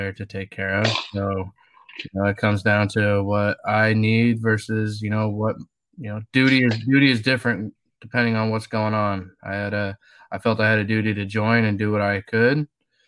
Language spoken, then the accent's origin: English; Washington, United States; I grew up in Washington State. Been, you know, pretty much lived here my whole life